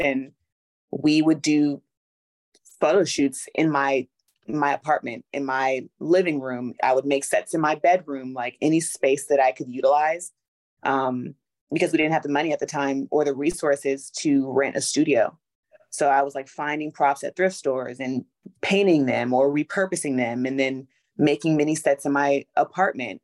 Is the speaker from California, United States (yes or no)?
yes; Los Angeles, California, United States; moved away as an adult; also born or lived in Atlanta, Georgia; I'm from Los Angeles originally, and then I moved to Atlanta to go to Clark Atlanta University